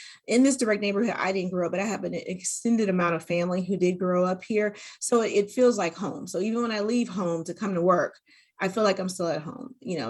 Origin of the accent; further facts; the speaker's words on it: California, United States; born there; also born or lived in Korea / New Mexico, United States / Germany; I was born in Southern California, and then after that we moved to Korea, and then after we lived in Korea we moved to New Mexico, where my little sister was born, and then we moved to Germany